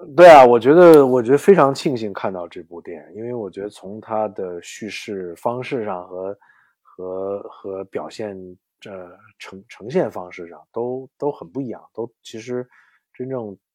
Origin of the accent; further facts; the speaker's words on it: Beijing, China; also born or lived in Mississippi, United States; now in New York, United States; 我其实从小就是在，在，在北影厂长大的